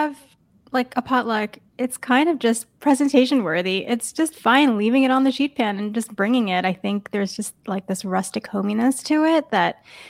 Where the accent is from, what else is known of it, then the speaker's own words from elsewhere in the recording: New York, United States; I grew up in New York